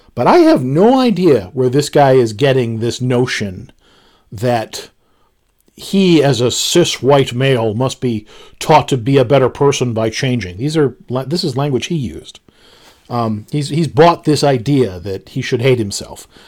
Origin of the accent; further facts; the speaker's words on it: United States; I'm an American